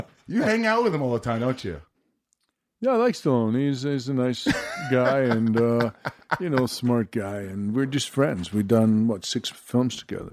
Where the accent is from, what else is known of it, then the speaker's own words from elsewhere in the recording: Sweden; I'm from Sweden